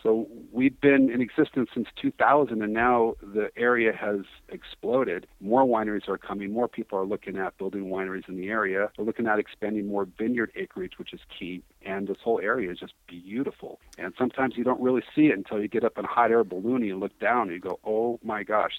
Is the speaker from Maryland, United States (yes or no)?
no; South Pasadena, California, United States; moved away as an adult; also born or lived in Temecula Valley; now in Temecula, United States; we're originally from Pasadena, South Pasadena to be exact, so we're some suburbanites